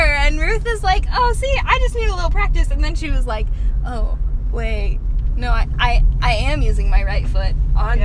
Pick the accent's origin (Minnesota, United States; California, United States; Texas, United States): Texas, United States; I'm the one from Texas.